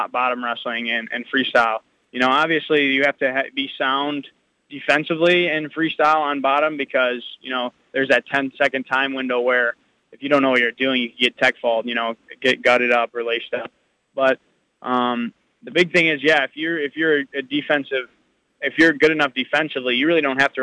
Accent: United States; I'm an American

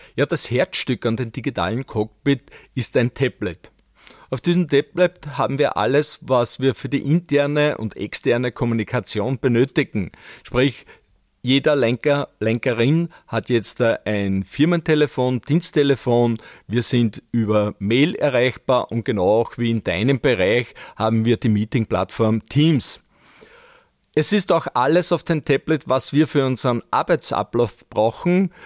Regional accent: Böheimkirchen, Lower Austria, Austria; als Kind noch mit meiner Mutter von meiner Heimatgemeinde Böhemkirchen nach St. Pölten

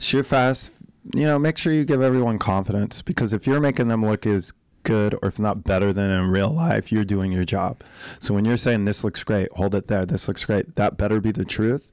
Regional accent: Colorado, United States; I'm from Colorado

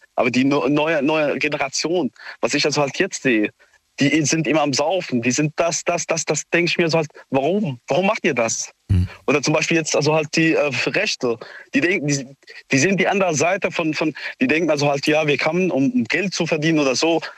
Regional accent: Syria; now in Neustadt, Germany; Ich komme selbst auch aus Syrien

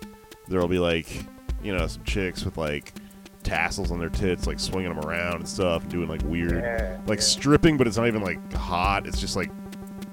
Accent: Texas, United States; I'm from Texas

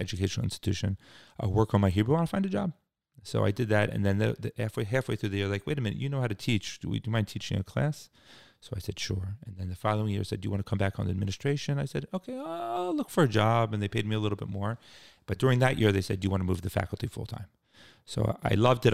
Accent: Cherry Hill, New Jersey, United States; moved away as an adult; also born or lived in Washington, D.C.; I grew up in, um, a suburb of Philadelphia, actually Cherry Hill, New Jersey

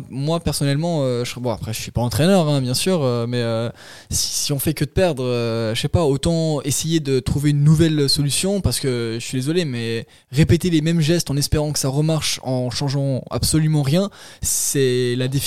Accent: Zurich, Switzerland; born there; Euh, moi je suis né à Zurich

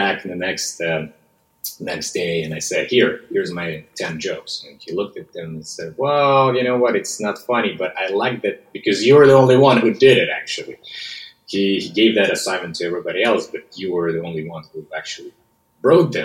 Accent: West Siberia, Russia; accent: Russian; English is a second language; moved away as an adult; now in United States; I was born and raised in West Siberia, which is a specific part of Russia

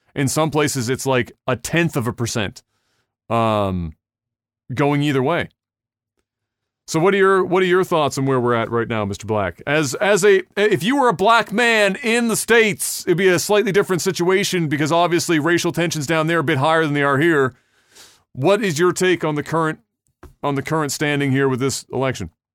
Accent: Canada; we, as Canadians

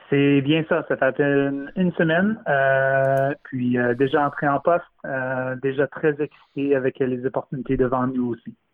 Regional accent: Ontario, Canada; now in Vancouver, Canada; je viens originellement de l'Ontario

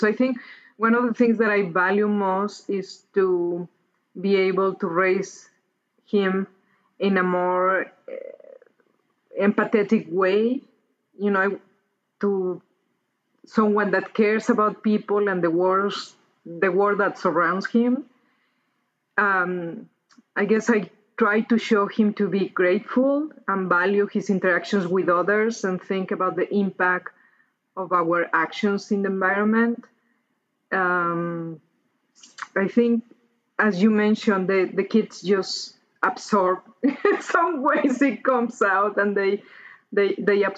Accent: Mexico City, Mexico; moved away; I grew up in Mexico City, which is among the most polluted cities in the world.

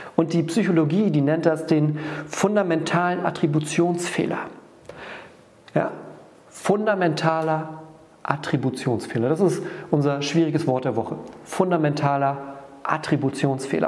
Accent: Northern Germany, Germany; wir gehen da ganz sutsche rein, so sagt man bei uns im Norden.

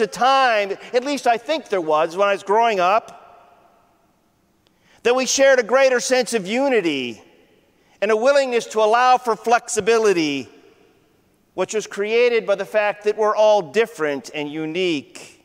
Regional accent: Ohio, United States; I grew up in Ohio.

